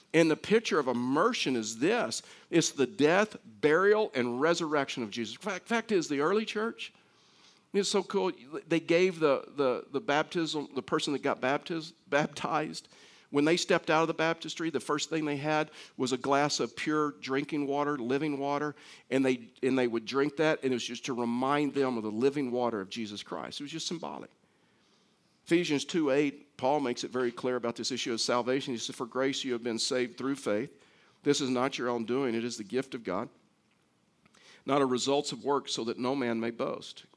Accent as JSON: {"language": "English", "region": "Texas", "country": "United States", "moved": "yes", "lives_now": "Colorado, United States", "said": "I'm from Texas"}